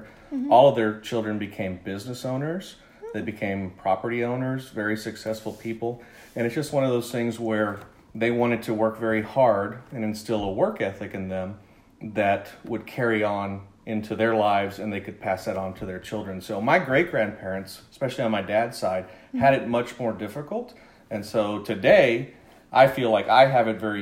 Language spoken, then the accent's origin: English; Brownsville, Texas, United States; also born or lived in Georgia; I grew up in Brownsville, Texas, which is a border city in South Texas, and I lived there primarily in elementary school and junior high